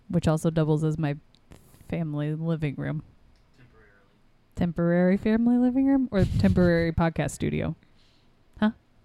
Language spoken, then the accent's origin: English; Midwest, United States; we're from the Midwest